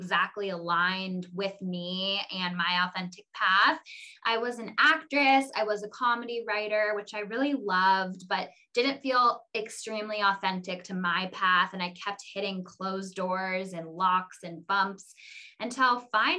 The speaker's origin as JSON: {"language": "English", "town": "Ojai", "region": "California", "country": "United States", "tie": "born or raised there", "said": "I was born and raised in Ojai, California"}